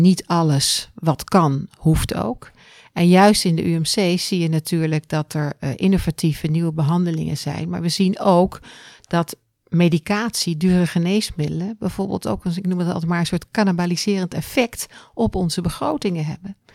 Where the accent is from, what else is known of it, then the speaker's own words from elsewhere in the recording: Netherlands; we ook als Nederlanders